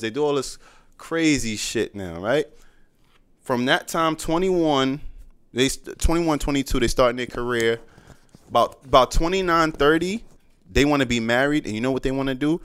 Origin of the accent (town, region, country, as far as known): New York, United States